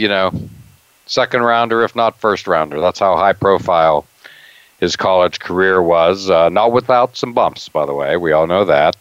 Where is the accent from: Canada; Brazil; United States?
United States; Altoona, Pennsylvania; growing up in Altoona, Pennsylvania